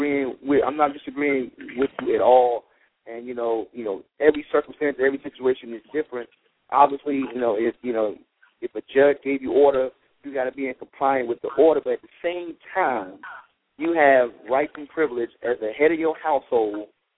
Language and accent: English; North Carolina, United States; You know, because when I grew up in North Carolina.